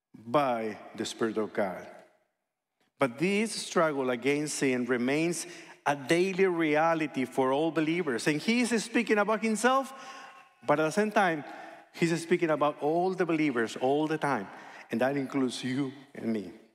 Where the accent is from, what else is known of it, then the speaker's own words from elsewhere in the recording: hometown of Fernando Valenzuela, Sonora, Mexico; moved away; one guy from my hometown, El Toro Valenzuela